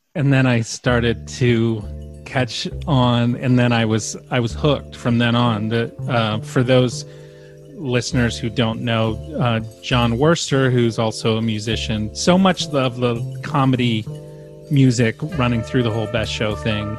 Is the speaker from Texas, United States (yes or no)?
no; Norfolk, Virginia, United States; also born or lived in Asheville, North Carolina; now in New York, United States; I'm also from Virginia. I grew up in Norfolk